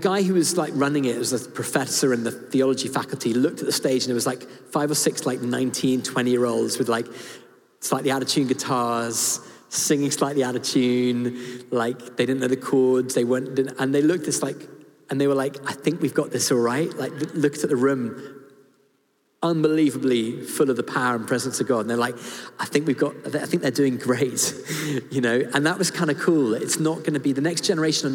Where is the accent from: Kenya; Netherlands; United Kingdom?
United Kingdom; I'm British and I've been to public school